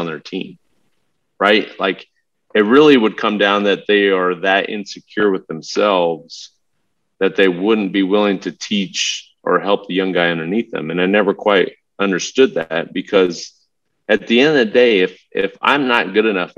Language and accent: English; Southern California, United States; I grew up in Southern California. I had every race, background, cultural lived on my block when I grew up